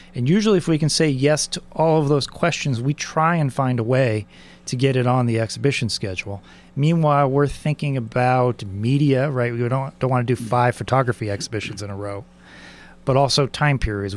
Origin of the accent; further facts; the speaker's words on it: San Diego, California, United States; I grew up in San Diego